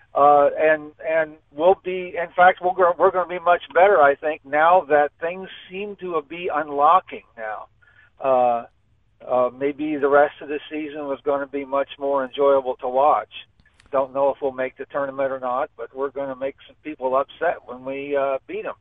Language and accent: English; Olney, Illinois, United States; born or raised there; now in Tolono, United States